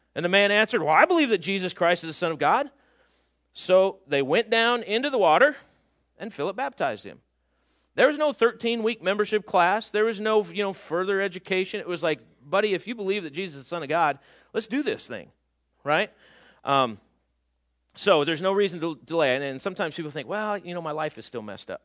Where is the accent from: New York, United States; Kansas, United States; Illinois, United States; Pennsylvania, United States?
Illinois, United States; outside of Chicago; moved away as an adult; we grew up outside of Chicago, not in Chicago